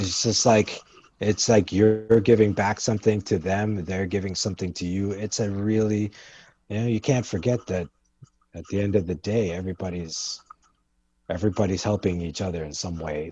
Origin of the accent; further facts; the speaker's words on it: Canada; moved away as an adult; also born or lived in Kingston, Jamaica / New York City, United States; now in United States; I grew up in Jamaica till I was about six, and then we moved to Canada when I was six and a half. And I grew up in Canada till I was in my early twenties.